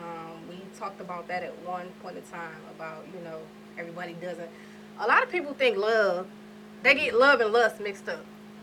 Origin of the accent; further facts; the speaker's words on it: New York, United States; I'm from New York